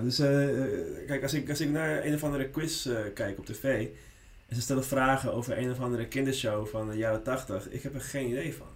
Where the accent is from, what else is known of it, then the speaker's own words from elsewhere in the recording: Netherlands; first language Spanish; Dutch is a second language; also born or lived in Lima, Peru / Friesland; now in Amsterdam, Netherlands; ik ben hier gewoon opgegroeid